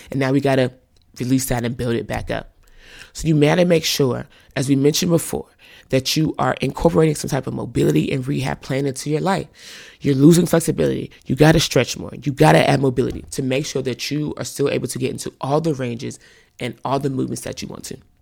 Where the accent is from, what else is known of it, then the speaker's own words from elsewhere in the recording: North Carolina, United States; moved away as an adult; now in California, United States; I grew up in the South, North Carolina